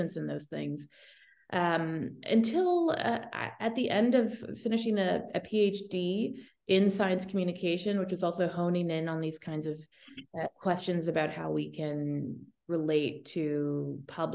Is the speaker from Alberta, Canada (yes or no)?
no; Toronto, Ontario, Canada; I am from Toronto, Canada, born and raised.